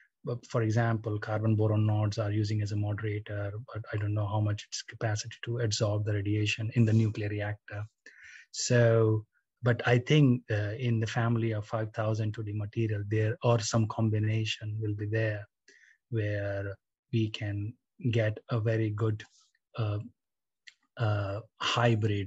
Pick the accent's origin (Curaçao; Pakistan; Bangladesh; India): India; now in United Kingdom; I'm from India